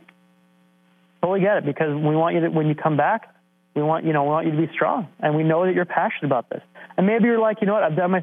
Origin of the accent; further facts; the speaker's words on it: Canada; being stereotypical Canadian